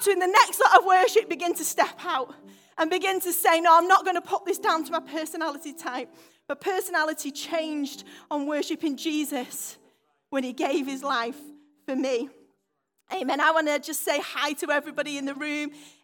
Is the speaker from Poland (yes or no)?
no; United Kingdom; I'm very British